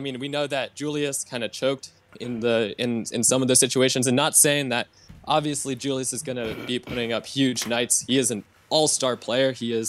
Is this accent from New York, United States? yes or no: yes; New York City, New York, United States; moved away as an adult; now in Atlanta, United States; I'm actually from Brooklyn, New York, but I'm down in Atlanta for school in Hoss territory.